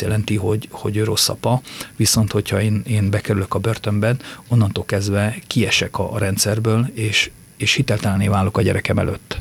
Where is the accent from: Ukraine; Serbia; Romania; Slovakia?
Romania; near Csíksomlyó, Transylvania, Harghita County; now in Hungary; én Csikszonyú mellett születtem, és gyerekként már jártam úgy oda